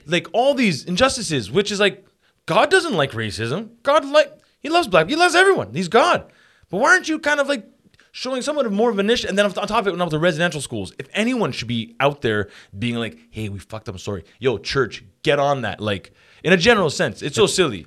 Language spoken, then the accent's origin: English; Montreal, Quebec, Canada; I grew up in Montreal